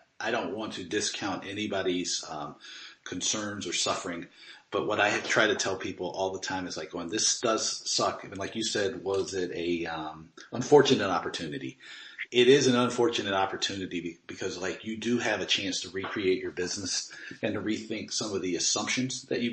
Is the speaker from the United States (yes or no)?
yes; United States; as an American